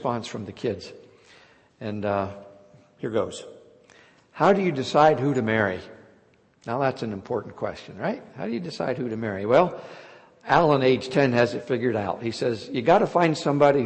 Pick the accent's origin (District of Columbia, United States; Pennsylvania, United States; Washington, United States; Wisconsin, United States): Pennsylvania, United States; Hughesville; I grew up in Lycoming County, east of Williamsport, just outside the little town of Hughesville